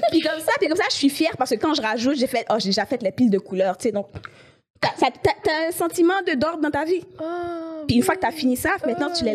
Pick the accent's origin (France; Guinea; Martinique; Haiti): Haiti; now in Montreal, Canada; je suis née à Montréal, Ok. mais j'ai grandi en Haïti.